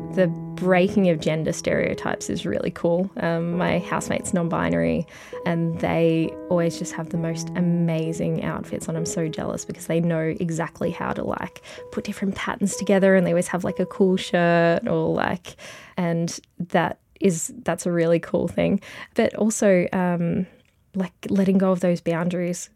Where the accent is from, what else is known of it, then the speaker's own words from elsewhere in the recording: Mildura, Victoria, Australia; also born or lived in Melbourne; now in Bendigo, Australia; I grew up in Mildura